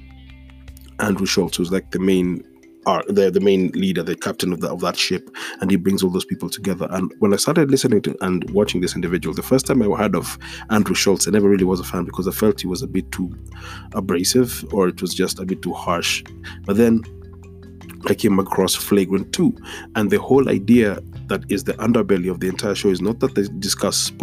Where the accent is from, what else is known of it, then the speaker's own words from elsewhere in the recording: Nairobi, Kenya; this episode is a few blocks away from the road I grew up on. And I've said it on this podcast before. Growing up on Gong Road